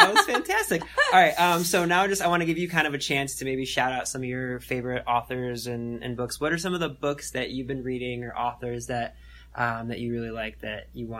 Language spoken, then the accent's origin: English; Cleveland, Ohio, United States; I feel very fortunate growing up in Cleveland.